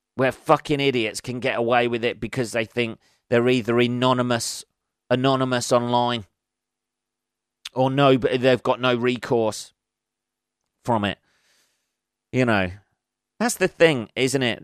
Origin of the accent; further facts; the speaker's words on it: England, United Kingdom; I'm an Englishman.